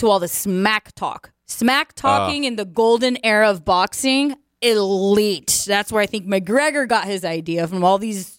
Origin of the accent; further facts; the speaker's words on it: Dominican Republic; moved away; growing up in the Dominican Republic